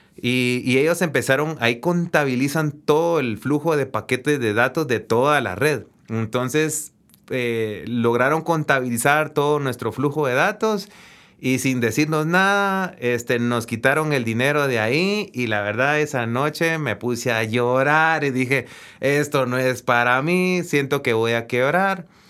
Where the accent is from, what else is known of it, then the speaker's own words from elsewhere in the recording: Guatemala; De Guatemala